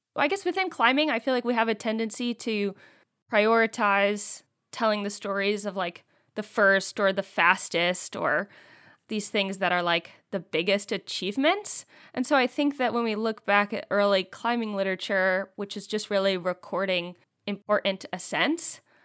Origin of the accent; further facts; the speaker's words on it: East Coast, United States; moved away; I'm from the East Coast